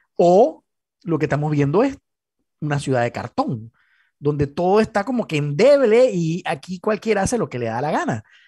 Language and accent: Spanish; Panama; como panameños